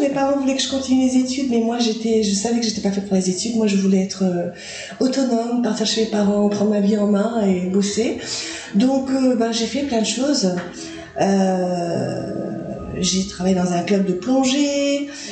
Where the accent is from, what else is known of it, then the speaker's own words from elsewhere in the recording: Nouméa, South Province, New Caledonia; moved away as an adult; also born or lived in Australia; now in Nicaragua; j'ai vécu que à Nouméa en fait, euh, ben, chez mes parents. Dans mon enfance, mon enfance à Calédonie